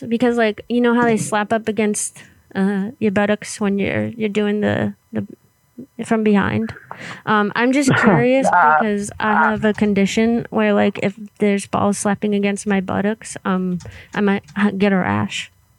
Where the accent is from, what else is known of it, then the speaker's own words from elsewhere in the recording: Florida, United States; So we're actually from Florida, but we travel a lot.